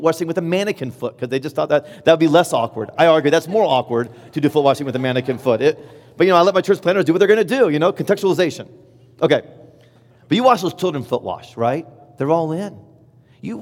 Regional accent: Indiana, United States; I'm from Indiana and I love Indiana

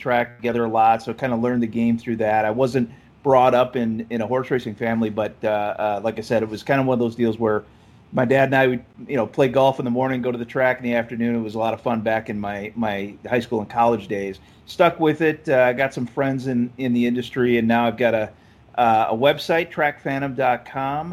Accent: Minnesota, United States; moved away as an adult; now in Texas, United States; I'm from Minnesota originally

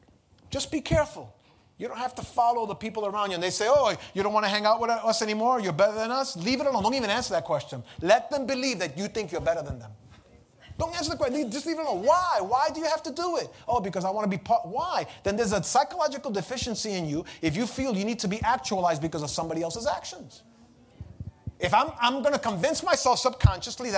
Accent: New York City, New York, United States; when I was a young kid growing up in the Lower East Side, lived on Pitt Street

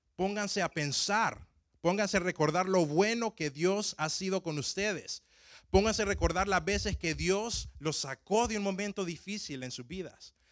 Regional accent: Tegucigalpa, Francisco Morazán, Honduras; moved away; cuando yo iba empezando a manejar en mi ciudad natal, me acuerdo de que la, edad para poder manejar donde, eh, donde yo nací en Tegucigalpa es de 18 años

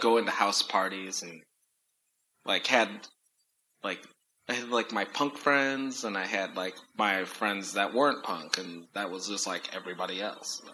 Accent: Chicago, Illinois, United States; moved away; when I lived in Chicago or growing up in Chicago with house music

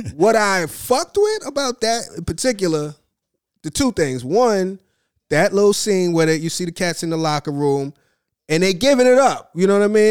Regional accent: New York, United States; as a New Yorker

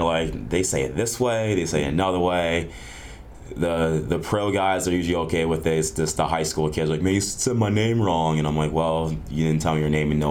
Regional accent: Pennsylvania, United States; now in Fort Myers, United States; I'm originally from Pennsylvania

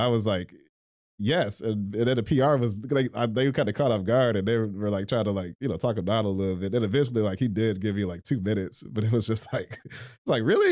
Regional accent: Detroit, Michigan, United States; I was born and raised in Detroit

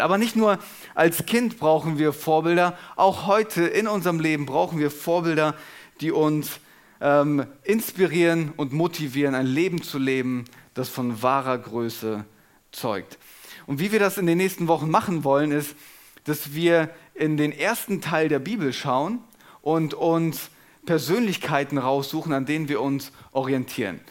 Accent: Germany; wir uns als Deutsche

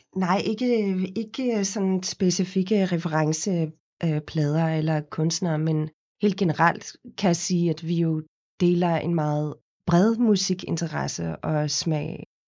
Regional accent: Cape Town, Western Cape, South Africa; Danish is a second language; moved away as an adult; now in Denmark; Jeg kommer oprindeligt fra Kapstaden i Sydafrika, hvor jeg er født og opvokset. Flyttede til Danmark, da jeg var 19 øh, år gammel.

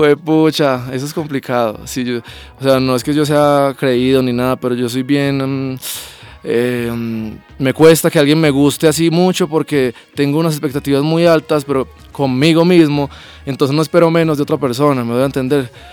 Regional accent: Pereira, Risaralda, Colombia; Yo soy de Pereira

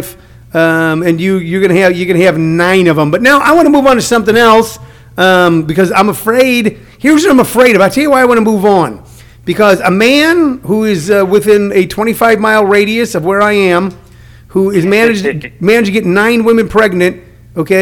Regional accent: House Springs, Missouri, United States; I grew up in a country town. I grew up in House Spring, Missouri.

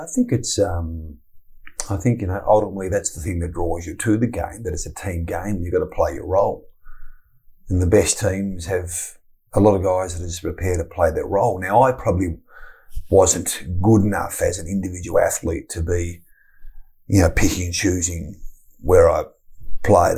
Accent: Tasmania, Australia; moved away; I grew up in Tasmania and I had a very, very rich upbringing

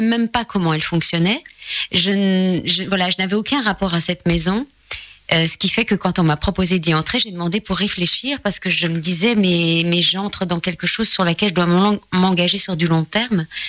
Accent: Charleroi, Wallonia, Belgium; moved away; en tant que Belge, euh, habitant en plus, né à Charleroi et habitant la région de Charleroi

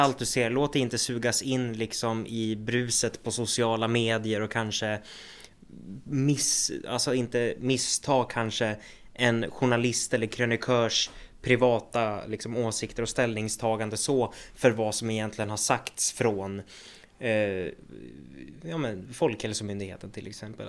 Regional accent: Söderhamn, Gävleborg County, Sweden; also born or lived in Hudiksvall; jag är ju född i Hudiksvall, det är också Hälsingland, men jag har ju växt upp och bott i Söderhamn i hela mitt liv

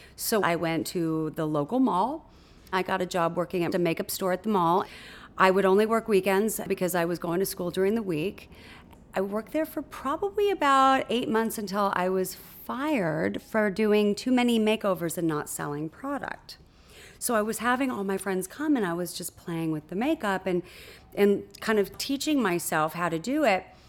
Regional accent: Huntington Beach, California, United States; I was born in Newport Beach, California, and raised in Huntington Beach, California, in a sleepy little surf town

